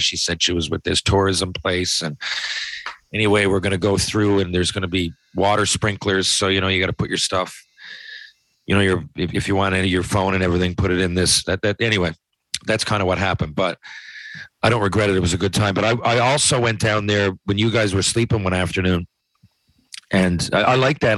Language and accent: English; Canada; I'm a Canadian hockey player